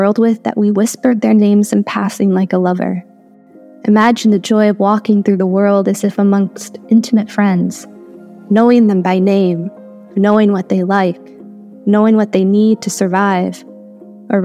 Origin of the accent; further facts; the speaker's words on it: Chicago, Illinois, United States; moved away as an adult; now in North Carolina, United States; I was born and raised in the Chicagoland area, I currently reside in North Carolina